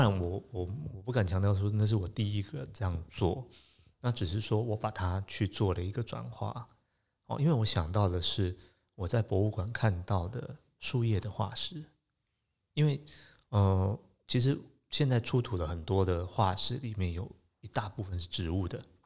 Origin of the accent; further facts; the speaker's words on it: Taipei, Taiwan; 其实我在台北长大，那，呃，我，我其实从小对自然的